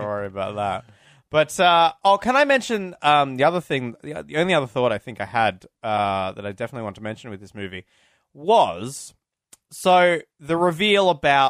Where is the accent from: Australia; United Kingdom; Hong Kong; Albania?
Australia; Because we're Australian.